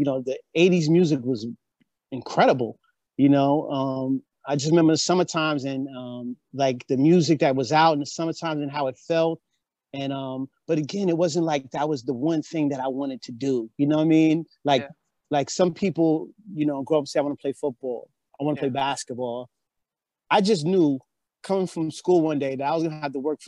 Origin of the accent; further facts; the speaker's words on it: Mount Vernon, New York, United States; moved away; I'm from Mount Vernon